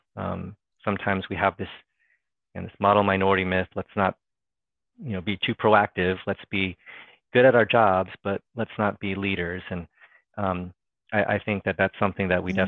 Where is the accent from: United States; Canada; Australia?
United States; Fairfax County, Virginia; also born or lived in Los Angeles, California; I'm from Fairfax County, Virginia